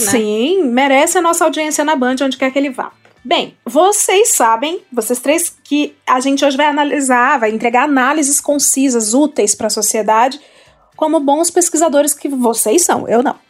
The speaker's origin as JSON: {"language": "Portuguese", "region": "Ceará", "country": "Brazil", "said": "Eu, como cearense, tenho local de fala."}